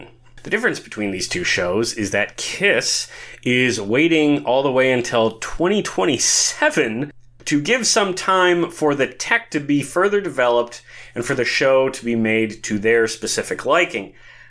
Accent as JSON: {"language": "English", "town": "Milwaukee", "region": "Wisconsin", "country": "United States", "tie": "born or raised there", "said": "I'm going to absolutely see it again when it plays my hometown of Milwaukee in April."}